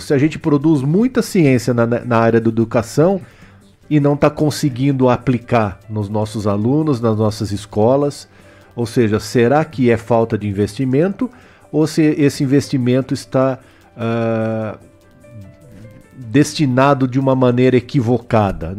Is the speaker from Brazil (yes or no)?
yes; Botucatu, São Paulo, Brazil; eu nasci aqui em Botucatu, estudei no IECA, estudei no La Salle, estudei no Objetivo, ou seja, a, minha formação eu devo a essa cidade